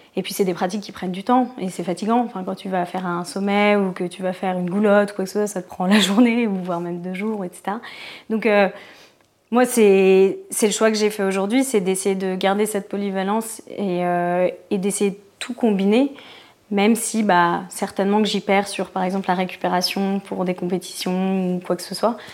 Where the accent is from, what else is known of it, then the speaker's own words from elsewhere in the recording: Paris, Île-de-France, France; moved away as an adult; en tant que parisienne